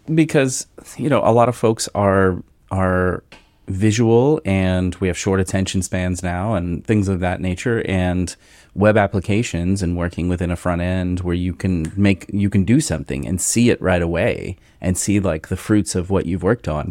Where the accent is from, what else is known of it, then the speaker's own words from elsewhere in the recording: Cincinnati, Ohio, United States; we are both from Cincinnati area